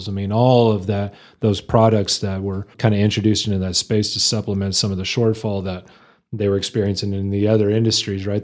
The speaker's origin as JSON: {"language": "English", "town": "Lubbock", "region": "Texas", "country": "United States", "tie": "born or raised there", "moved": "as an adult", "lives_now": "Amarillo, United States", "said": "I was born and raised in Lubbock. I always claim Lubbock as my hometown"}